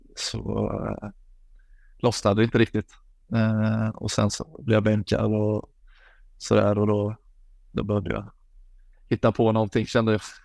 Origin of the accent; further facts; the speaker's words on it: Falkenberg, Halland County, Sweden; moved away as an adult; now in Belgium; hemma i Falkenberg